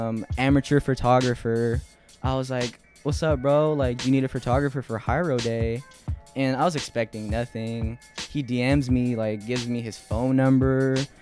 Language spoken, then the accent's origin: English; California, United States; You know, growing up in the Bay, you figure out all the other Bay Area rappers.